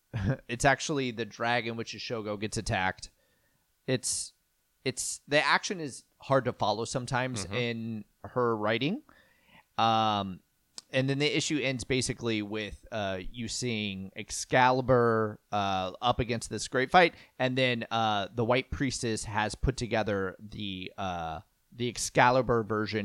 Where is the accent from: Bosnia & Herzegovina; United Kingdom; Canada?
United Kingdom; I'm British.